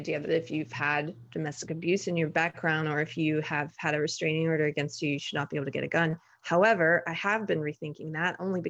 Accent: the South, United States; Well, I was an outlier because I grew up in the South. And so, and my dad was Army and I grew up around firearms.

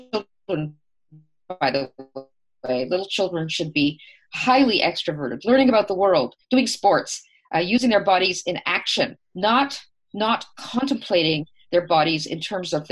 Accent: Canada; us as Canadians

